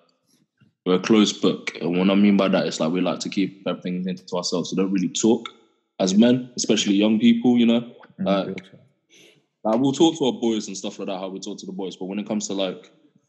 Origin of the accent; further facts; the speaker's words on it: Peterborough, East of England, United Kingdom; moved away; I'm from Peterborough